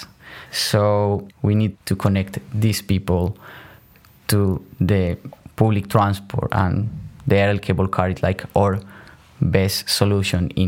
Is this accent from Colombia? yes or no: yes; Colombia; moved away as an adult; now in Netherlands; I am from Colombia.